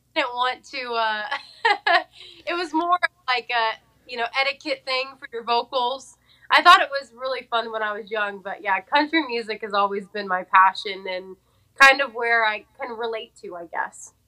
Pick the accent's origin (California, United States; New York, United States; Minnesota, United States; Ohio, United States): California, United States; Fresno; moved away as an adult; now in Nashville, United States; born and raised in Fresno, California